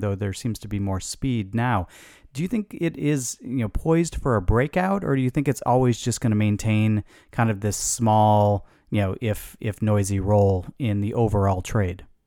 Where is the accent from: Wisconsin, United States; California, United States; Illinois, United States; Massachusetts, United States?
Illinois, United States; Chicago; I grew up in Chicago